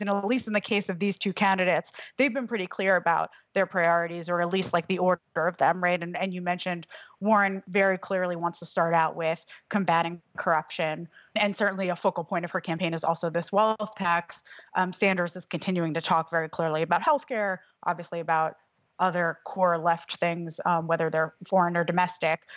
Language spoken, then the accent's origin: English; New York, United States; now in Wisconsin, United States; I'm originally from New York